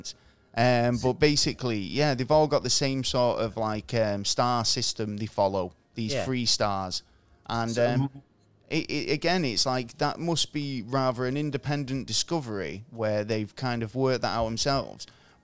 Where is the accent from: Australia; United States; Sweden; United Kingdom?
United Kingdom; England; I'm English, so we don't really get taught about the American presidents all that much in school.